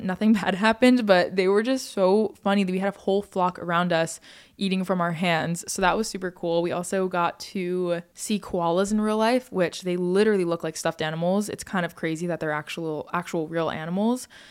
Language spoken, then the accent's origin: English; United States; as an American